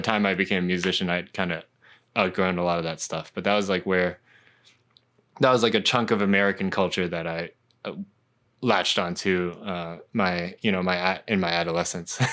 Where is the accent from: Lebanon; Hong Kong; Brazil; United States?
Hong Kong; I was a huge, like, kind of pop punk kid, uh, growing up in Hong Kong